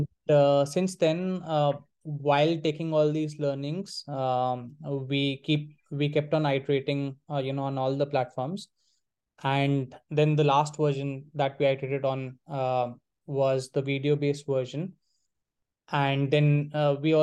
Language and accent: English; Delhi, India; moved away as an adult; Delhi, which is where I was born and brought up in.